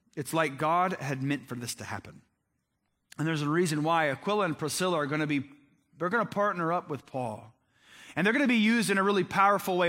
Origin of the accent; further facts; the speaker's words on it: Crawfordsville, Indiana, United States; I grew up in Crawfordsville. You guys know that Crawfordsville is the Athens of Indiana